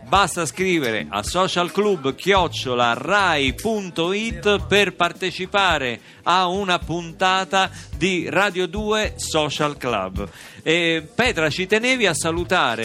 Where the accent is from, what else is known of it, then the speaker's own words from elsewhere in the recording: Rome, Lazio, Italy; io romano